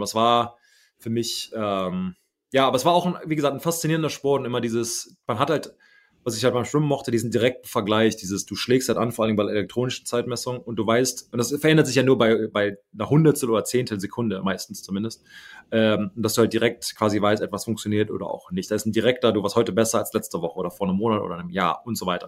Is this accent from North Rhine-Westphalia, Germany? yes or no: yes; Kaarst, North Rhine-Westphalia, Germany; moved away; also born or lived in Düsseldorf / Neuss; ich bin in äh, Düsseldorf gewor geboren übrigens ähm, und dann okay. nach ähm, Neuss umgezogen und von da nach Kassel ist immer noch der Kreis Neuss